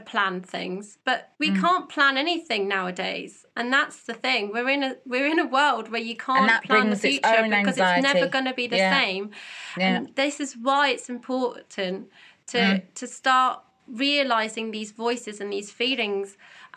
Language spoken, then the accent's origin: English; United Kingdom; we're British